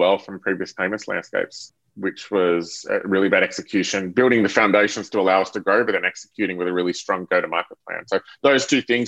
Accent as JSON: {"language": "English", "town": "Sydney", "region": "New South Wales", "country": "Australia", "tie": "born or raised there", "also_born_or_lived": "Singapore", "moved": "as an adult", "lives_now": "United States", "said": "I'm from Australia. I grew up in just north of Sydney on the beaches, and I left actually Australia when I was 25"}